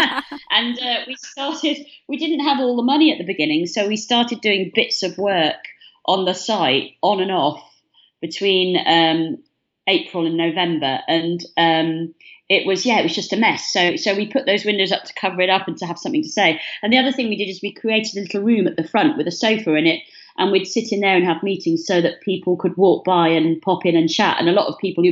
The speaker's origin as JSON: {"language": "English", "town": "Bath", "region": "South West England", "country": "United Kingdom", "tie": "born or raised there", "moved": "as an adult", "lives_now": "Brighton, United Kingdom", "said": "we grew up in Bath"}